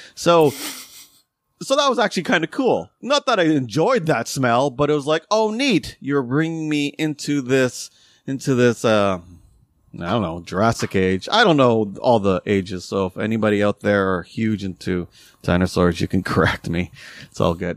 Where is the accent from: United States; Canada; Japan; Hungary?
Canada; we're still Canadian